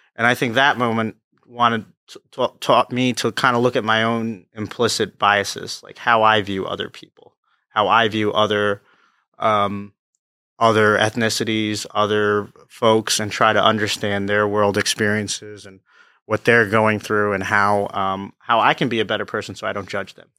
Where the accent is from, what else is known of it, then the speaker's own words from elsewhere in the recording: Freehold, New Jersey, United States; also born or lived in Neptune, New Jersey / Pennsylvania / Long Branch, New Jersey; I was born in Neptune, grew up in Freehold, went out to college in Pennsylvania, and then came back to Long Branch